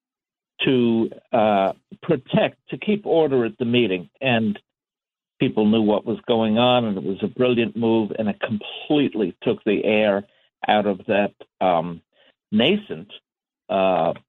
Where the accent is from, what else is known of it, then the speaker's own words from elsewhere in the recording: New York City, New York, United States; I was born in Queens